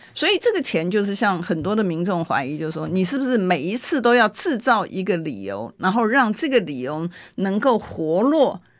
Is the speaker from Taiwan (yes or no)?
yes; Taiwan; 我们台湾人